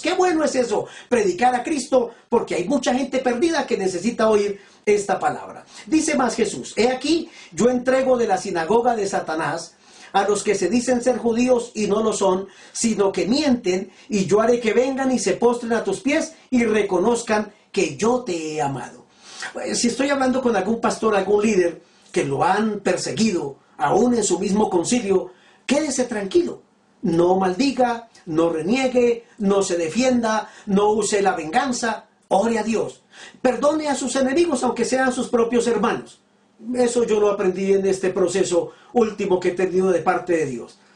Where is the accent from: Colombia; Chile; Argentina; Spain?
Colombia